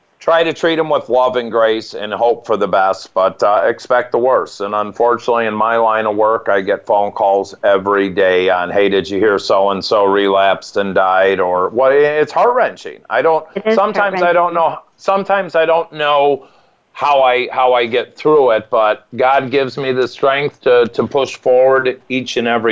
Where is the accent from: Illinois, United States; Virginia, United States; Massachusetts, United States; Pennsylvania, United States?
Illinois, United States; Naperville; I'm in here in Naperville, Illinois